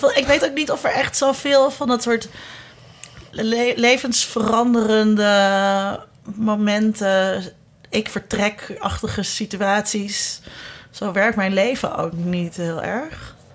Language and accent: Dutch; Zeist, Utrecht, Netherlands; moved away as an adult; also born or lived in Amsterdam; ik kwam uit Zeist en iedereen uit Zeist, die uit Zeist kwam, die werd ergens lid